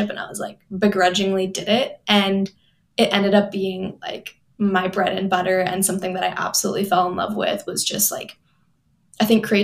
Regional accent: Palo Alto, California, United States; moved away as an adult; also born or lived in Los Angeles, California; now in East Coast, United States; I grew up in Palo Alto, California, which is just like 30 minutes outside of San Francisco

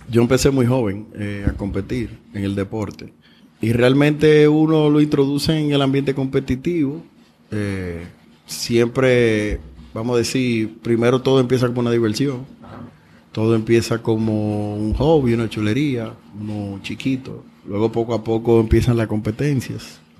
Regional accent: Dominican Republic; born or raised there

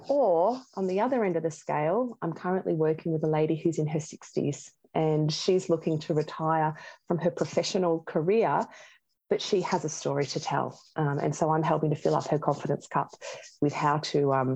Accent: Geelong, Victoria, Australia; I'm from Geelong

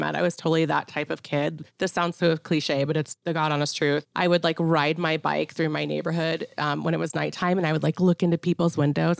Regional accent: Atlanta, Georgia, United States; also born or lived in Chicago / Salt Lake City / Anchorage, Alaska / New York City; now in Missoula, United States; I am originally from Atlanta, Georgia, born and raised

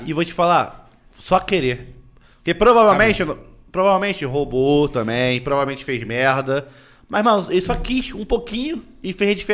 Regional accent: Northeast Region, Brazil; aqui é porque a gente é do Nordeste, fala priquito.

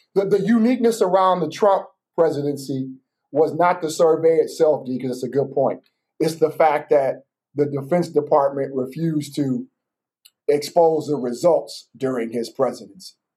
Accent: Battle Creek, Michigan, United States; born or raised there

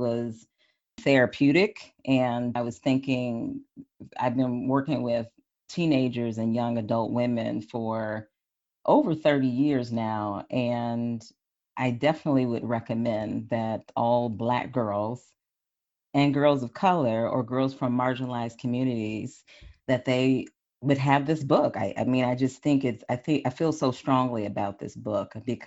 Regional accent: Wisconsin, United States; I'm from Wisconsin, so I was feeling the Midwest vibes

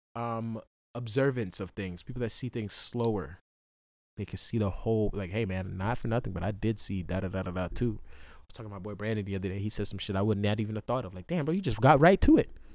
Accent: Jamaica; now in Hawaii, United States; in J-, Jamaica

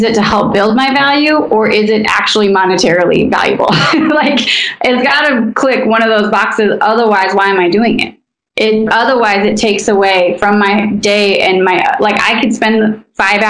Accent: Idaho, United States; now in Los Angeles, United States; I come from a conservative place. I come from Idaho.

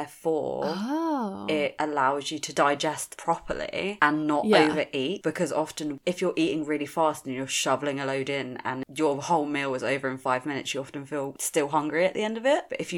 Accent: India; I'm Indian. Like, we fucking all about our food.

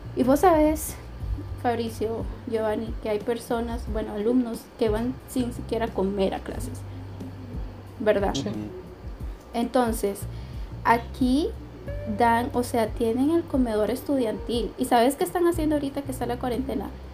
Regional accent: Tegucigalpa, Francisco Morazán, Honduras; moved away as an adult; now in San José, Costa Rica; en Tegucigalpa, donde crecí

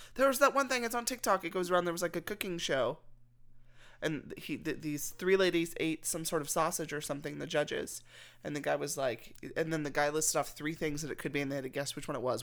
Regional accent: Texas, United States; I'm from Texas

